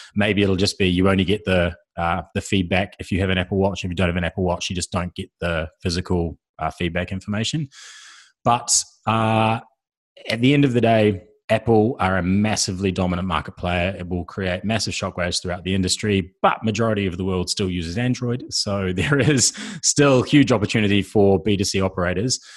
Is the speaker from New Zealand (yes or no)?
yes; New Zealand; I'm a New Zealander.